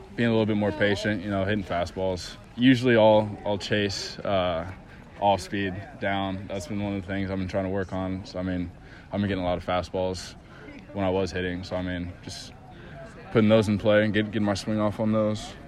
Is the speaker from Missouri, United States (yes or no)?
no; Indianapolis, Indiana, United States; I'm from Indianapolis, Indiana